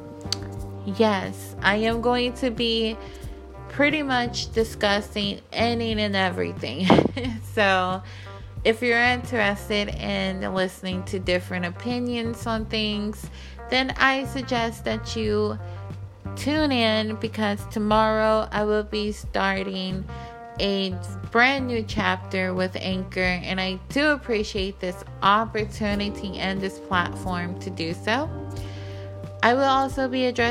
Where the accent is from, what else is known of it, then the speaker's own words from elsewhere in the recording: Puerto Rico; now in Arkansas, United States; I was born in Puerto Rico